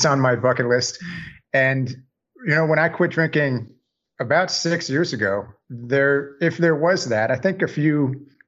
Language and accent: English; Northern New Jersey, United States; also born or lived in New York City, United States / Delaware, United States; now in Savannah, United States; I'm originally from Northern New Jersey. I currently live in Savannah, Georgia